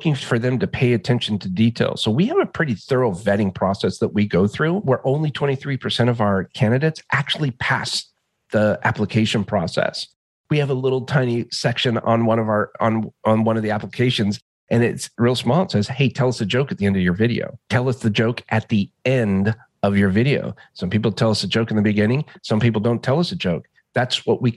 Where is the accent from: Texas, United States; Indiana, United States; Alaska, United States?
Alaska, United States; I grew up in Alaska.